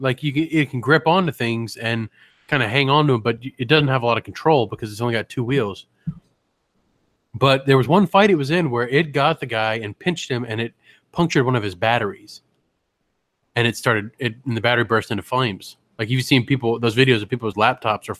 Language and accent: English; United States; I'm American